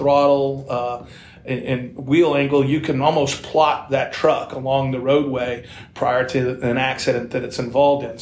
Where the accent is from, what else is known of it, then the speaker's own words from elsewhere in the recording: Dallas, Texas, United States; I grew up in Dallas, Texas